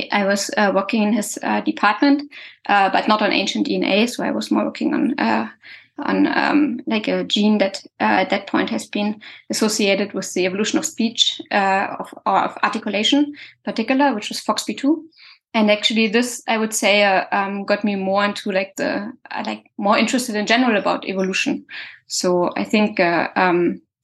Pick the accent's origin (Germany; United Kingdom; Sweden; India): Germany; English is a second language; moved away as an adult; now in France; originally I'm from Germany